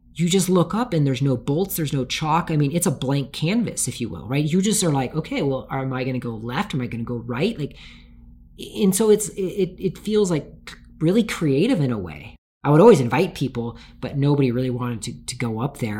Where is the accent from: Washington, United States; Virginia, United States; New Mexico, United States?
Washington, United States; Tacoma; I grew up in Tacoma, Washington